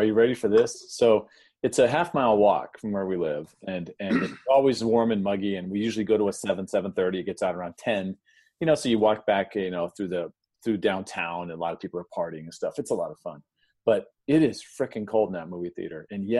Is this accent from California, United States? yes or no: yes; San Diego, California, United States; moved away; also born or lived in Phoenix; Where I grew up in San Diego, 7 inches a year, and then I went to Phoenix where you get 8 inches a year.